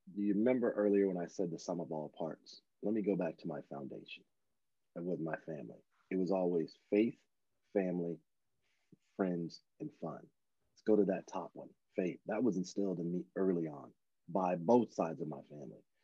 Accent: Louisiana, United States; moved away as an adult; also born or lived in Dallas, Texas; now in California, United States; I was born in Louisiana and uh, grew up between there and Dallas, and then later in life moved out to California

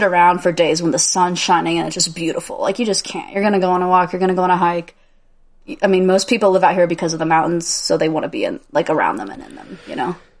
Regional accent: Indiana, United States; moved away; my whole life, I grew up in Indiana

